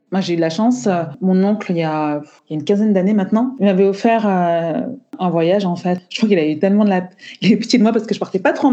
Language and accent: French; Cameroon; now in Île-de-France, France; Je suis originaire euh, du Cameroun. Je vis en Île-de-France.